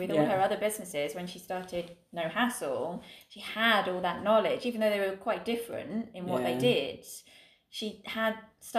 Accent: England, United Kingdom; accent: English; I'm going to stick with my English accent.

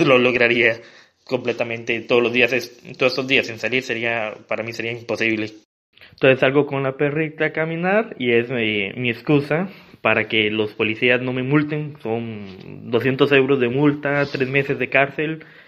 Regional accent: San Carlos, Alajuela, Costa Rica; now in Pisa, Italy; soy de San Carlos, eh, pero vivo en Pisa, Italia

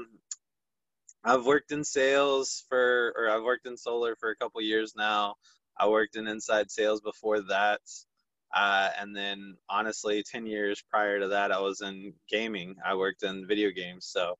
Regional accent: Fuquay-Varina, North Carolina, United States; I'm born and raised in Fuquay, Varina, North Carolina. I still live at home

